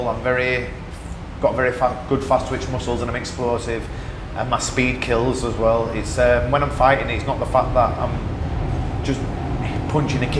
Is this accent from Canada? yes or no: no; England, United Kingdom; my home country